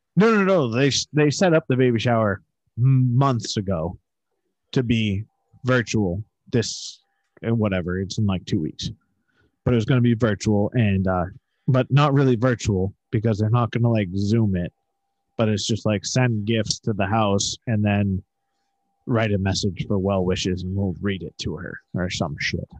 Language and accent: English; the North, United States; I'm from the North